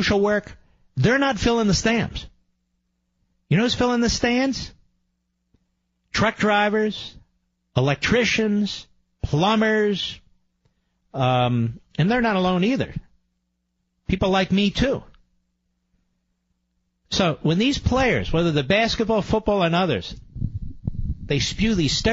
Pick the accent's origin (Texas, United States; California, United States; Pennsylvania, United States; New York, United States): Pennsylvania, United States; Philadelphia; I grew up in Philadelphia